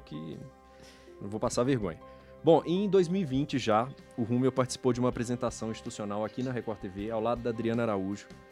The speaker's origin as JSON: {"language": "Portuguese", "region": "Minas Gerais", "country": "Brazil", "said": "eu, como mineiro que fico ali no meio do caminho entre São Paulo e Goiás"}